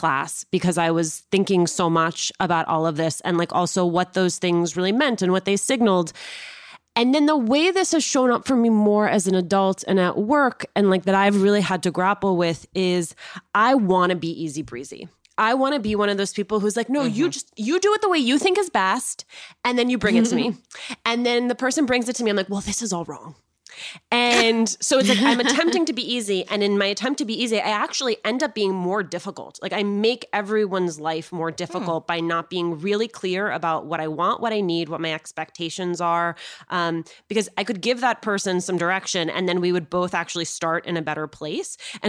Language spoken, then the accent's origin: English; Union, New Jersey, United States; I grew up in Eunice, New Jersey.